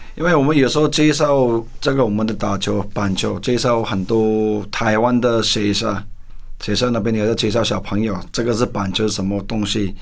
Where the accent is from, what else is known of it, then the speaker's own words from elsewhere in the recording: Kolkata, West Bengal, India; moved away as an adult; now in Taiwan; 我是扎克达那边出生长大的。我差不多二十，住在这二十五年，嗯。在这扎克达